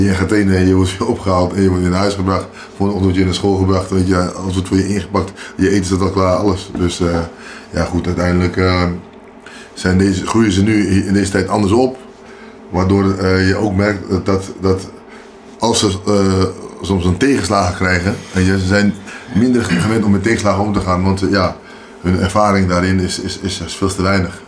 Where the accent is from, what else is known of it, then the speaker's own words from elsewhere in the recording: Amsterdam, North Holland, Netherlands; also born or lived in Paramaribo, Suriname; now in Beekdalen, Netherlands; ik ben eh, opgegroeid in Amsterdam